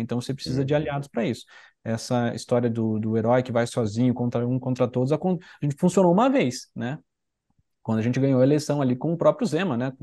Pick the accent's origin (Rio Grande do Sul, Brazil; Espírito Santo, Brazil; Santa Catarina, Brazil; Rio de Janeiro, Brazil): Santa Catarina, Brazil; eu sou de Santa Catarina